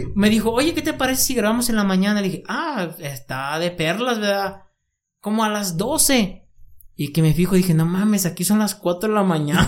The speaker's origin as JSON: {"language": "Spanish", "town": "San Juan", "country": "Mexico", "said": "soy en México, soy de San Juan"}